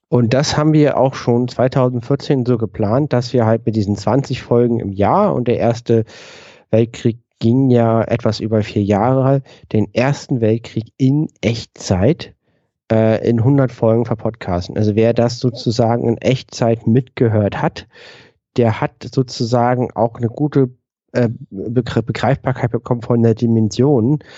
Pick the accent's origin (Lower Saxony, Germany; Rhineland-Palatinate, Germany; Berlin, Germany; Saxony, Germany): Berlin, Germany; Wir kommen beide aus Berlin.